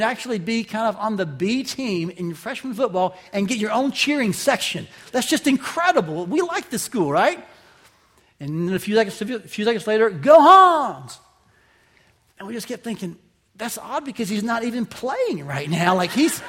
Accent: Southeast, United States; moved away; I said, "Oh, I'm from the South." And actually the Southeast, but I just said the South.

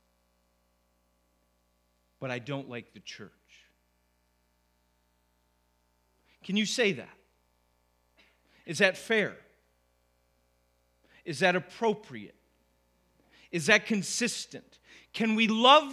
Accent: Syracuse, New York, United States; also born or lived in Wolcott, New York; come back to Syracuse to plant a church here in my hometown.

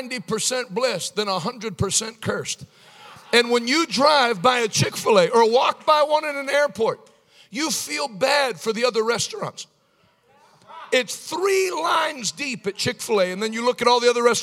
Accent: United States; I was born in America

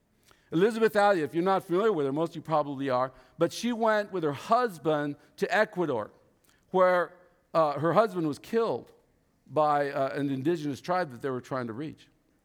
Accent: Vietnam; English is a second language; moved away; I was raised in a different religion. I was raised in Cao Dai religion in Vietnam, but I was missing something.

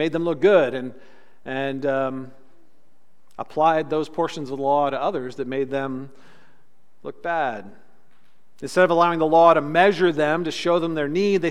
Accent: California, United States; Growing up in California

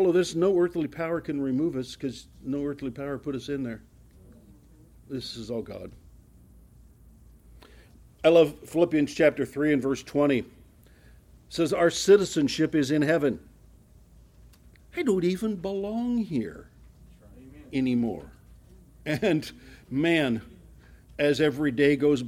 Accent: Ohio, United States; moved away; I came from Ohio

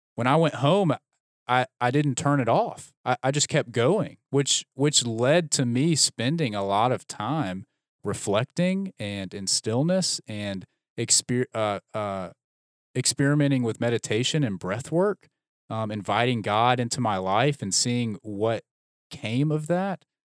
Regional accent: Birmingham, Alabama, United States; also born or lived in Dallas; I grew up in Birmingham. I went to Birmingham Southern College for undergrad.

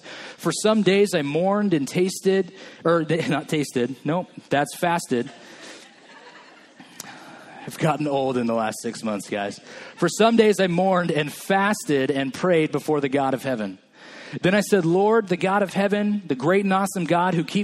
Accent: Atwater, California, United States; moved away as an adult; also born or lived in Chico, California / Merced, California / Fresno, California; now in Hanford, United States; I grew up in Atwater

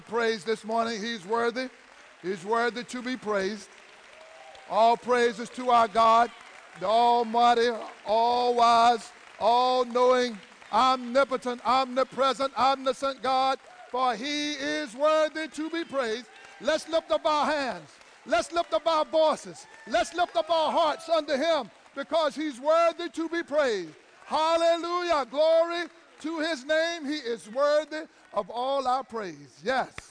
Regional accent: Wilmington, United States; I grew up understanding that in the Wilmington area, the radio station would say, we are men with music and not boys with noise

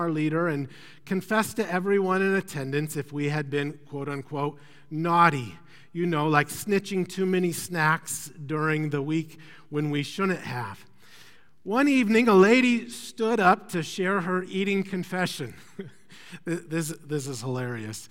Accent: Iowa, United States; moved away; I'm from Iowa

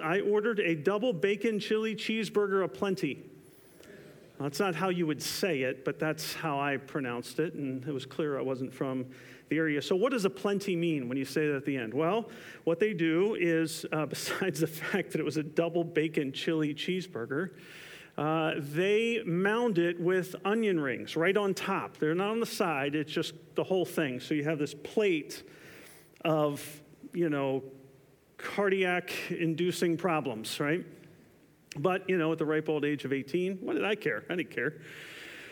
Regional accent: Camden, New Jersey, United States; moved away as an adult; also born or lived in South Carolina; I was born in Camden, New Jersey

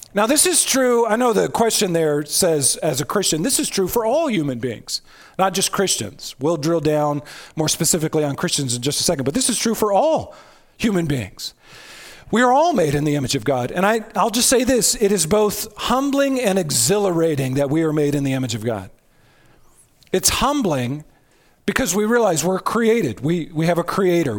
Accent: United States; I'm an American

